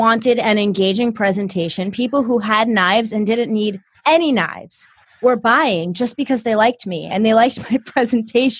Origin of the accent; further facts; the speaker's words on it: New Jersey / New York City area, United States; I came from Jersey. Or the New York City area